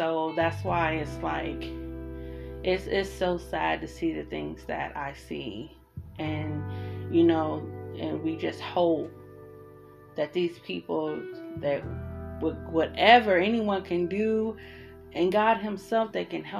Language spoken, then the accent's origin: English; Columbus, Ohio, United States; moved away as an adult; now in Arizona, United States; I'm from Columbus, Ohio